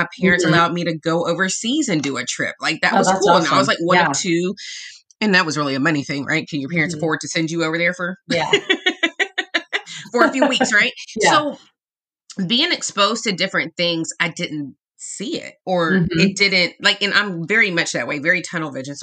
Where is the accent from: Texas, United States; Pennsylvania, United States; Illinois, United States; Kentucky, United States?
Texas, United States; Arlington; also born or lived in Birmingham, Alabama; I grew up in Arlington, Texas